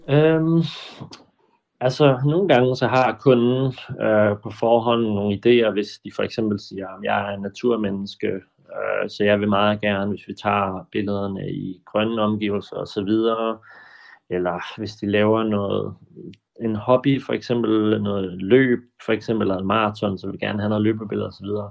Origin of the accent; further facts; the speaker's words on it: Funen, Southern Denmark, Denmark; now in Copenhagen, Denmark; Jeg er oprindelig fra Fyn